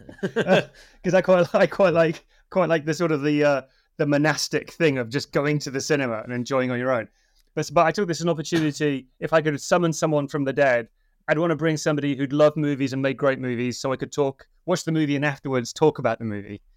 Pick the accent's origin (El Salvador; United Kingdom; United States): United Kingdom; Yorkshire and the Humber; moved away; I'm originally from Yorkshire